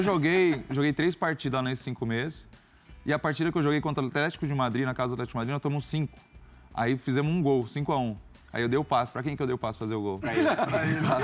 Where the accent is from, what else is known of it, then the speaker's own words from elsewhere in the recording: São Paulo, Brazil; Eu sou de São Paulo, então para mim seria muito cômodo estar perto da minha família